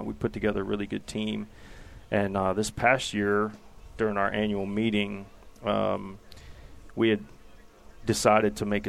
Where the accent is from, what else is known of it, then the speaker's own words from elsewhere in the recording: Maryland, United States; Actually born and raised in Maryland.